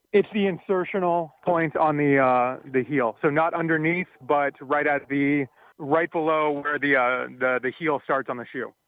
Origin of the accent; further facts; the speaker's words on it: San Diego, California, United States; also born or lived in Tarzana, California; I was born in Tarzana, grew up in San Diego